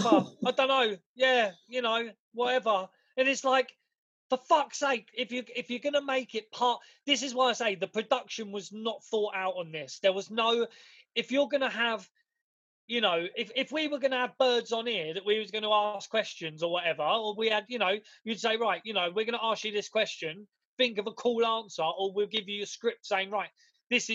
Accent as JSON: {"language": "English", "region": "England", "country": "United Kingdom", "said": "We're British, mate. We're English."}